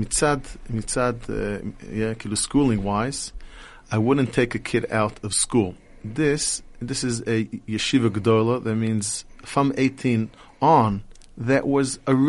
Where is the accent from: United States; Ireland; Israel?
Israel; Telz-Stone, Jerusalem District; I was born in Eretz Yisrael